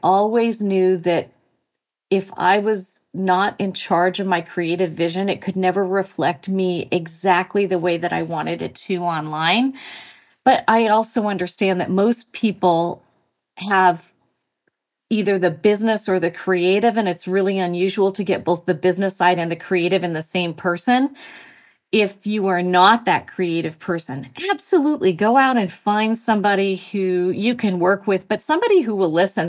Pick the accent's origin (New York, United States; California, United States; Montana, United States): Montana, United States; moved away as an adult; also born or lived in Mexico / Australia / Texas; now in Massachusetts, United States; I grew up in Montana